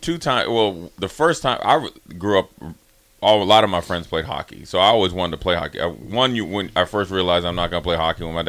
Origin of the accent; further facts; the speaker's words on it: Minnesota, United States; I'm from Minnesota.